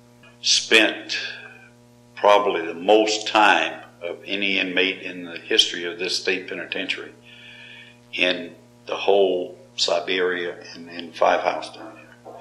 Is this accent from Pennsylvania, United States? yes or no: no; Georgia, United States; moved away; all the inmates called me … because I was from Georgia.